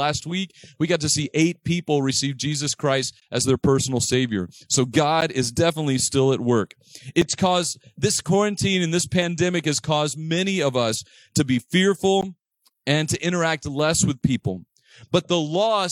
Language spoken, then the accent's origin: English; Texas, United States; I grew up on Manassas Street in Texas